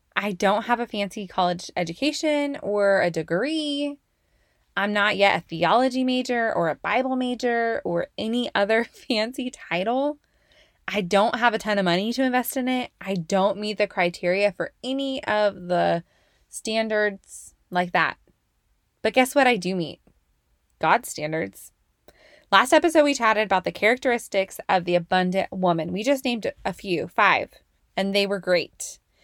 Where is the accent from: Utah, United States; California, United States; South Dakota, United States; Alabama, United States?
California, United States; Oakley; moved away as an adult; also born or lived in Antioch, California; I grew up in the Bay Area, Bay Area. Um, specifically in Antioch and Oakley, California